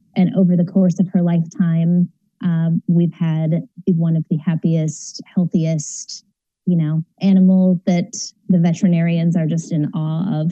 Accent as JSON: {"language": "English", "town": "San Diego", "region": "California", "country": "United States", "lives_now": "Orange County, United States", "said": "I'm in Orange County now, but from San Diego"}